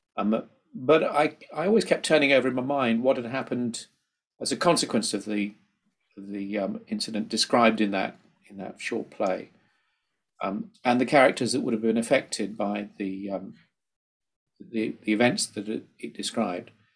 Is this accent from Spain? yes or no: no; Midlands, United Kingdom; I come from the Midlands myself